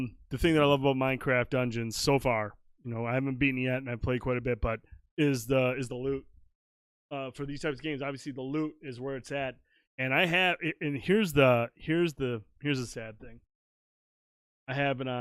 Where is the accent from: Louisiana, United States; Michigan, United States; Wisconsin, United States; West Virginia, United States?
Michigan, United States; We're Michigan